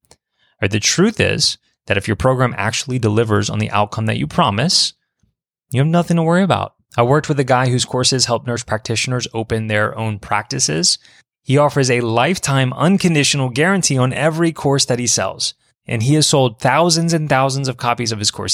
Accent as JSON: {"language": "English", "town": "Baton Rouge", "region": "Louisiana", "country": "United States", "tie": "born or raised there", "said": "my hometown of Baton Rouge"}